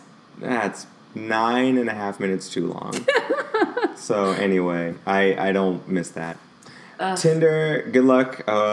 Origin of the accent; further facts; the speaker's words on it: St. Louis, Missouri, United States; That's a factory in my hometown